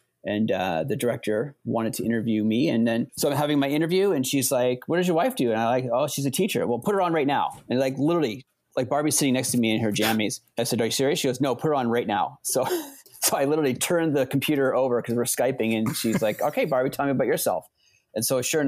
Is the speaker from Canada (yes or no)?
yes; New Brunswick, Canada; moved away as an adult; also born or lived in Arizona / Brazil; now in Beaverton, United States; I'm totally 100% from Canada. I was born a long time ago. And I'm from New Brunswick